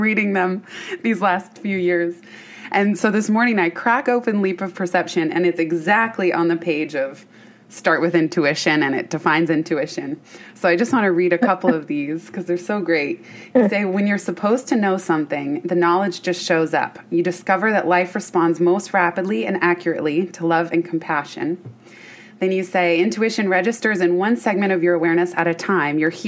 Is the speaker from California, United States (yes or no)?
yes; Bay Area, California, United States; I grew up in the Bay Area